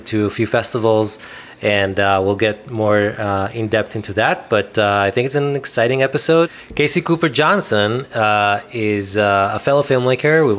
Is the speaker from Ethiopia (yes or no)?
no; Israel; I'm from Israel and I grew up in Israel